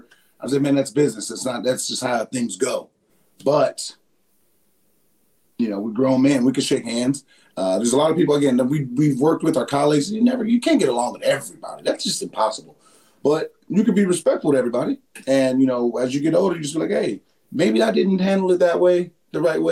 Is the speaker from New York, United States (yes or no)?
no; San Diego, California, United States; moved away; I'm from San Diego